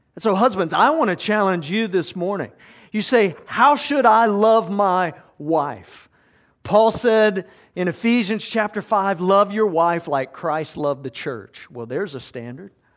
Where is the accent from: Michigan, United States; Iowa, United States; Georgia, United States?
Georgia, United States; South; I grew up in South Georgia